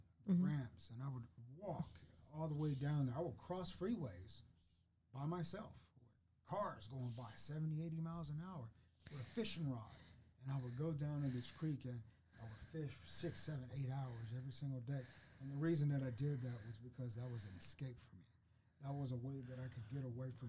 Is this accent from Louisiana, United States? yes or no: no; Fort Worth, Texas, United States; moved away as an adult; also born or lived in Georgetown, Texas; I grew up in Fort Worth